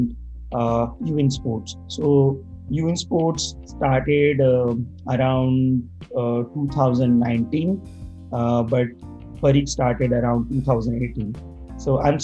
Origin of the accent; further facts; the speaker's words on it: India; now in Canada; currently I'm based out of Canada, but originally I'm from India.